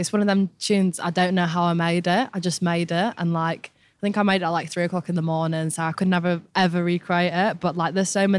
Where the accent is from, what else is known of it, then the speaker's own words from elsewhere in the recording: England, United Kingdom; accent: northern; I'm definitely a northerner. It's still in me. My accent's going a little bit, but I'm holding on to it.